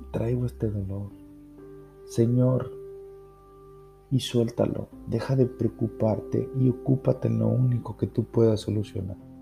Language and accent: Spanish; Mexico